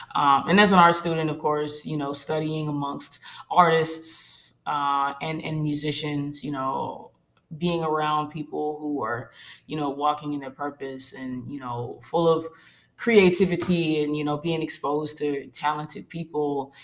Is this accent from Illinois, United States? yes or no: no; Arkansas, United States; moved away as an adult; I'm originally from Arkansas